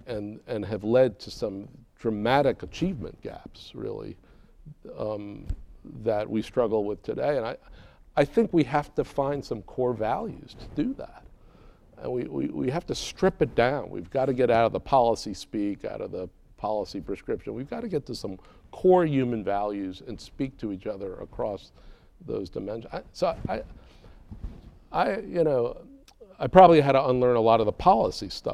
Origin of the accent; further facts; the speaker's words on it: New York City, New York, United States; moved away; I'm from Brooklyn, so you know, I mean it's not a very compassion is not the word I would use growing up in Brooklyn.